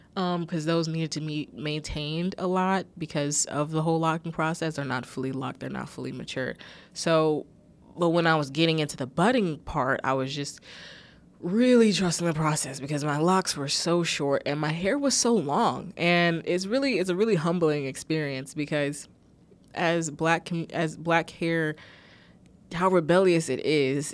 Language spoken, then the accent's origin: English; United States; I'm American